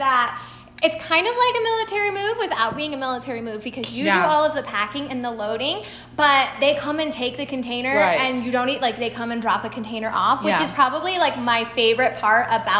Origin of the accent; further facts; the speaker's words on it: Texas, United States; I'm from Texas and speed limits are 80.